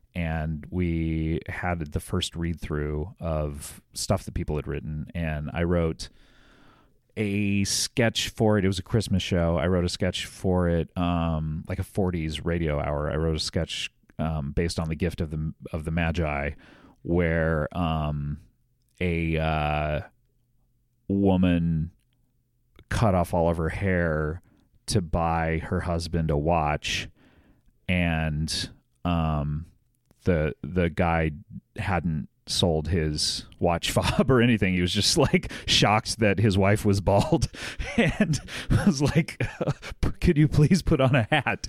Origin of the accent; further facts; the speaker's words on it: Orange County, California, United States; I grew up in Orange County